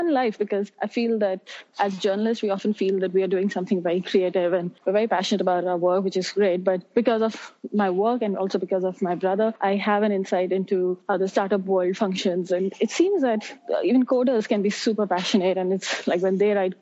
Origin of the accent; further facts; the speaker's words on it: Delhi, India; also born or lived in Mumbai / Columbia (New York); I was born in Delhi. I spent some of my childhood years in the city of Mumbai, but most of my education was in Delhi.